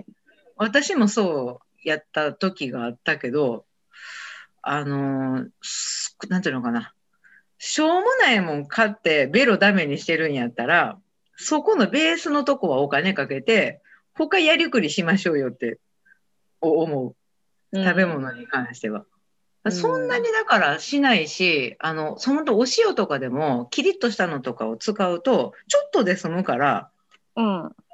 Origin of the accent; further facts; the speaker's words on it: Kansai, Japan; もう私関西の人やからかもしれないけど